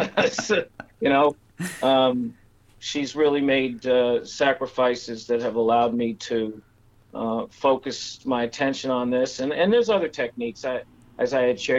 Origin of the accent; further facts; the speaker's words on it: Northeast, United States; moved away; I grew up in the Northeast